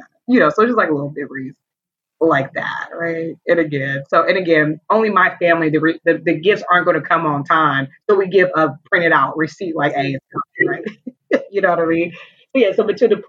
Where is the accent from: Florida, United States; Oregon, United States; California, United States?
California, United States; Oakland; I'm from Oakland, which is a part of the Bay Area, California